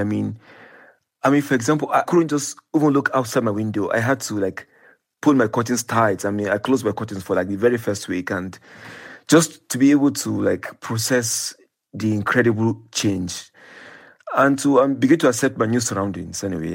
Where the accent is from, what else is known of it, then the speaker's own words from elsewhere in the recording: Nigeria; when I was growing up in Nigeria